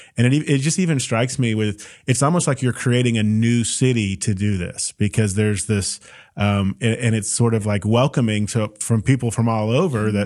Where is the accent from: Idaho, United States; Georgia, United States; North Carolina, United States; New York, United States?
Georgia, United States; Roswell; I feel that about my hometown